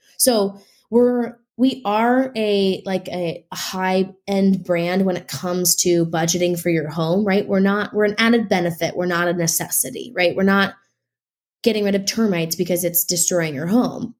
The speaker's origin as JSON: {"language": "English", "region": "Nebraska", "country": "United States", "also_born_or_lived": "Midwest", "moved": "yes", "lives_now": "Los Angeles, United States", "said": "I'm originally from Nebraska"}